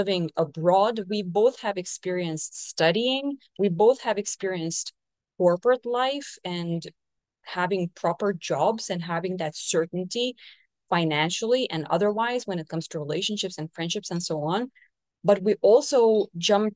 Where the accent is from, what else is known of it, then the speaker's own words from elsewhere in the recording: Portugal; moved away as an adult; now in Brazil; live in Brazil, 10,000 kilometers away from my home country